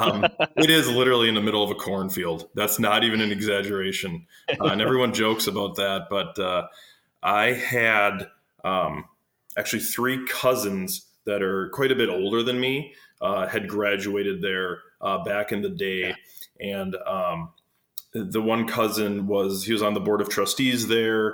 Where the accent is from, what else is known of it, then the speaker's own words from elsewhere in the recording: Kewaskum, Wisconsin, United States; now in Appleton, United States; I'm from Kewaskum, Wisconsin, so about an hour south of here, near West Bend.